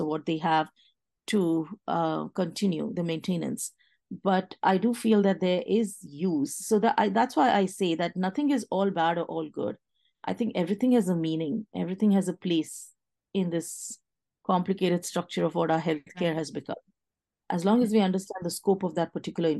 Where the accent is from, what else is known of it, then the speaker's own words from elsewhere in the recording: India; moved away as an adult; now in Washington, United States; I was from India